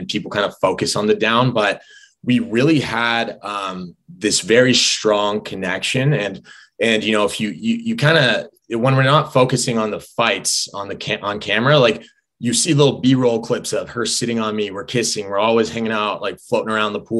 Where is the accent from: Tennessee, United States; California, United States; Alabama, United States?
California, United States; Southern; I grew up in Southern California